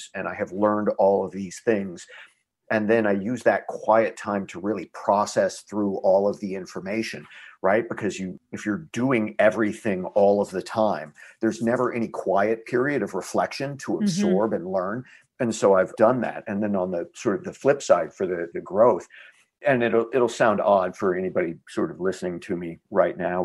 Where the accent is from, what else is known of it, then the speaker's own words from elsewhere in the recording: Texas, United States; I am Texan